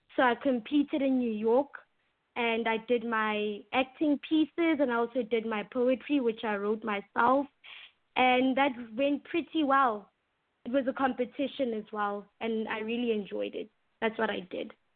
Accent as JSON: {"language": "English", "country": "South Africa", "first_language": "English", "said": "it's rated one of the best schools in, in my hometown"}